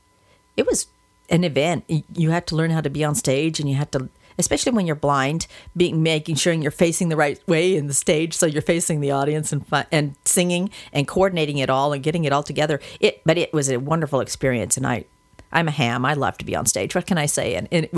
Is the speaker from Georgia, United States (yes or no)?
no; Wyoming, United States; also born or lived in Utah / Oklahoma; now in California, United States; I come from Wyoming and Utah, and I went to school in Oklahoma